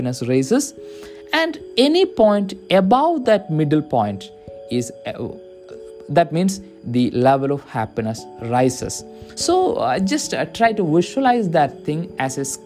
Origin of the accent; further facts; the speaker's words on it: India; I'm from India